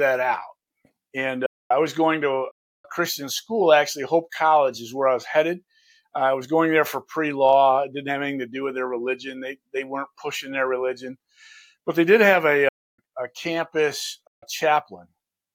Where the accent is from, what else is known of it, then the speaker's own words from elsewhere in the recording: Lansing, Michigan, United States; I'm right here from Lansing